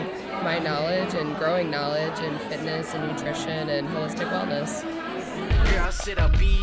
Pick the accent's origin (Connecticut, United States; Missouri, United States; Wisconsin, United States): Missouri, United States; St. Louis; moved away as an adult; now in Chicago, United States; I'm from St. Louis, but I've lived in Chicago for just over 2 years.